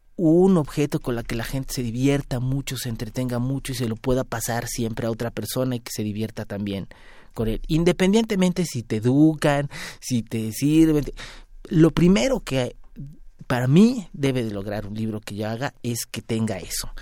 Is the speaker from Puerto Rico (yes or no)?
no; Mexico; los mexicanos somos algo diferentes